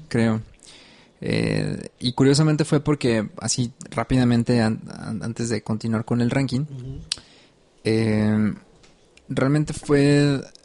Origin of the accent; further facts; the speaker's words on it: Mexico; tú y yo entendemos tanto el contexto como mexicanos